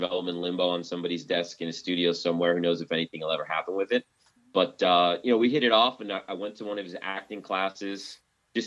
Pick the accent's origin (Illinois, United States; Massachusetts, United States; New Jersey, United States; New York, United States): New Jersey, United States; Bergen County; I was born and raised in Bergen County